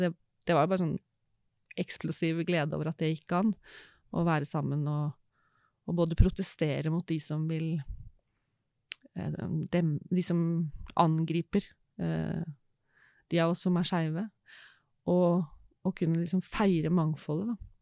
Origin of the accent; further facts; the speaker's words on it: Råde, Østfold, Norway; Jeg er en jente fra Østfold, vokste opp i Råde